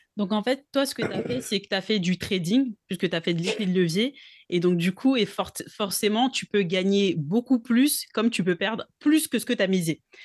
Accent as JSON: {"language": "French", "country": "Togo", "said": "je suis originaire du Togo donc en Afrique de l'Ouest"}